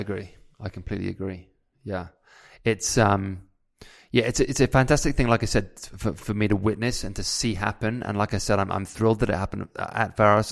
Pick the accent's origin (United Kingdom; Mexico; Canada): United Kingdom; moved away as an adult; as a British guy